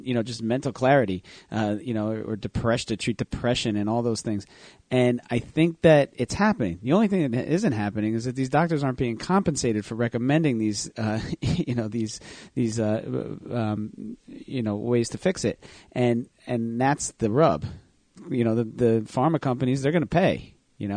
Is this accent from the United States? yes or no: yes; Manasquan, New Jersey, United States; I grew up in Manasquan, New Jersey, which is a surfing town.